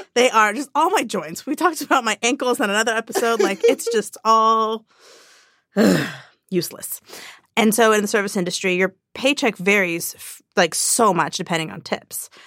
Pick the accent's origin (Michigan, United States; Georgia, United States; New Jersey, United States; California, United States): California, United States; Orange County; I grew up in Orange County